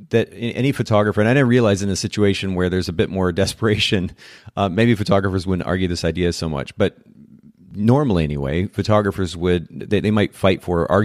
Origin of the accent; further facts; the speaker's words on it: Japan; now in United States; I grew up in Japan